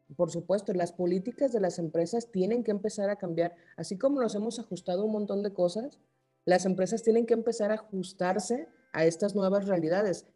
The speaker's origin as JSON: {"language": "Spanish", "region": "Sinaloa", "country": "Mexico", "said": "Yo soy de Sinaloa"}